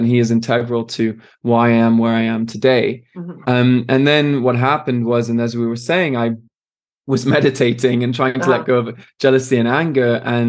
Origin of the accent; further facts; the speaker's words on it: France; also born or lived in Switzerland; I'm Irish, British, and Canadian. I was born in Switzerland and I grew up in France. So I'm a man of the world, they'd like to say.